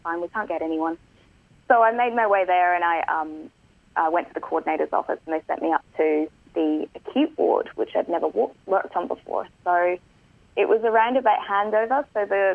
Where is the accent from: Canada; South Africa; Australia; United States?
Australia; Perth, Western Australia; I'm from Perth.